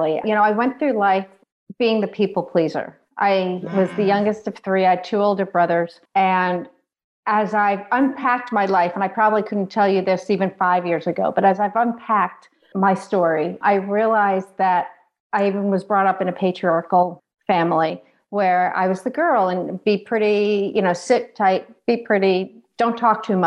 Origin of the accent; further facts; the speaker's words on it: outside of New York City, United States; moved away as an adult; also born or lived in Ohio; I grew up outside of New York City.